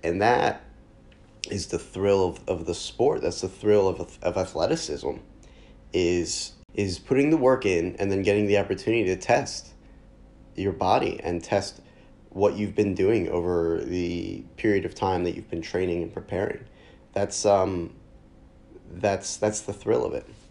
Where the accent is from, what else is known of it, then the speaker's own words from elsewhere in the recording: near Philadelphia, Pennsylvania, United States; having grown up close enough to Philly to get away with saying that I'm from Philly